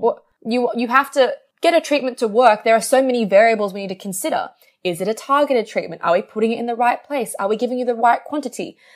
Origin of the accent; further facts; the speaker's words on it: Australia; I'm Australian